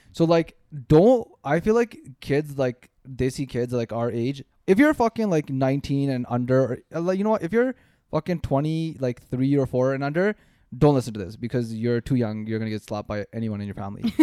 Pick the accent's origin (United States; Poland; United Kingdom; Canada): Canada; we grew up here in Canada